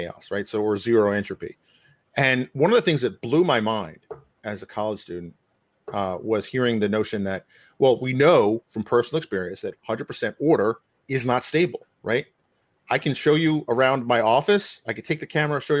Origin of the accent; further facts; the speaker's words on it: New York, United States; I grew up hearing all these languages, of course, growing up in New York